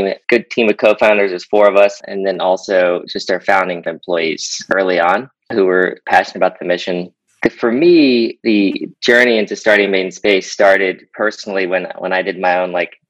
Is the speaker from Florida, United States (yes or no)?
yes; Florida, United States; I grew up in Florida, so watching space shuttles launch was kind of inspiring to me growing up.